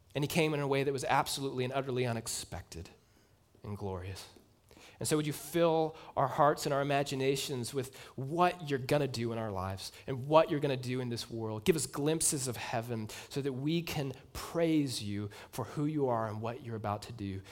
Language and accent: English; United States; as Americans